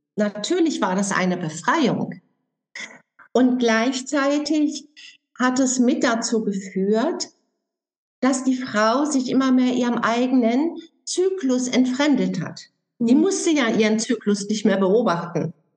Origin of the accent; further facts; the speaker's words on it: Germany; bei uns in Deutschland